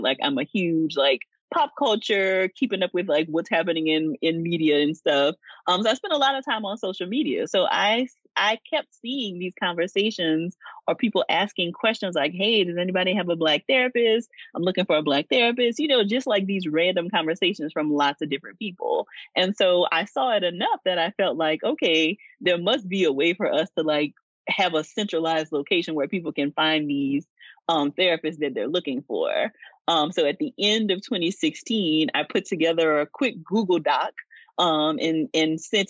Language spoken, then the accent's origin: English; Louisiana, United States; moved away as an adult; also born or lived in Georgia; I'm from Louisiana, I got a chance to go back to Louisiana to do the recruitment trip